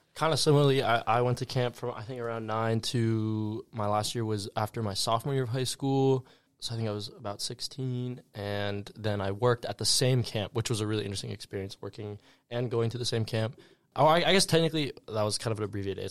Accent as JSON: {"language": "English", "town": "Santa Monica", "region": "California", "country": "United States", "said": "I am from Los Angeles, California, more specifically Santa Monica"}